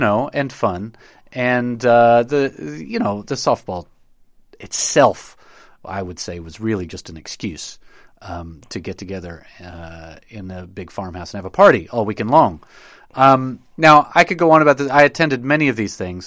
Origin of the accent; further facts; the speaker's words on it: Knoxville, Tennessee, United States; I grew up in Knoxville, Tennessee